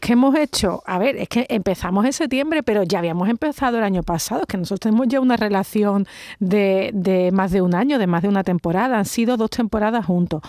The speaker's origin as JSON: {"language": "Spanish", "region": "Andalusia", "country": "Spain", "accent": "Andalusian", "said": "nuestro acento"}